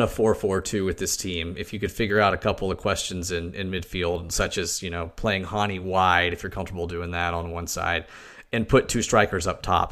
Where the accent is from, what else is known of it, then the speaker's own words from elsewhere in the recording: Knoxville, Tennessee, United States; I grew up around the University of Tennessee